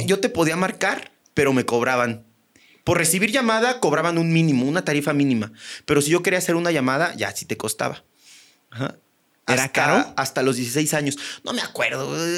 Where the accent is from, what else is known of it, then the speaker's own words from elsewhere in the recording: Buenavista, Querétaro, Mexico; accent: ranchero; now in Mexico City, Mexico; mi pueblo es este post-revolución, post eh, post-crisanteros, post-cristeros